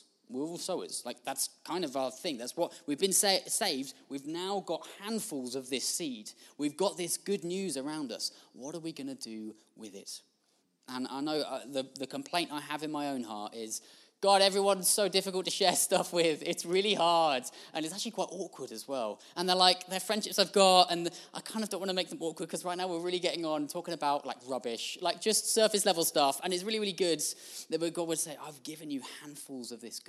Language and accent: English; United Kingdom; we're British